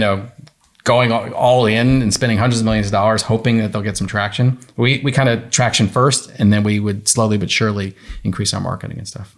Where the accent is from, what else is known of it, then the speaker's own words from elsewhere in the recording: New York, United States; I'm from New York.